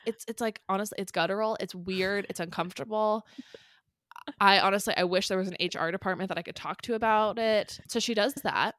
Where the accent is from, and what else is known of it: San Clemente, California, United States; born or raised there